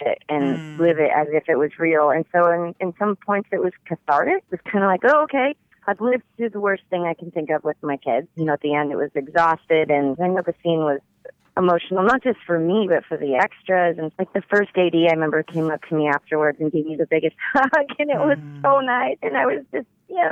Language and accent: English; Washington, United States; I am from Washington State